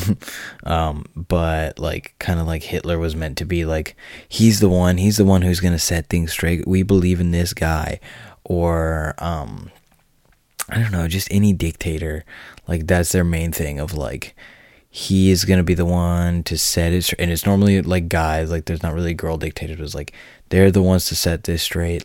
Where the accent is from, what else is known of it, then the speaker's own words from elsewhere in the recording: United States; I'm an American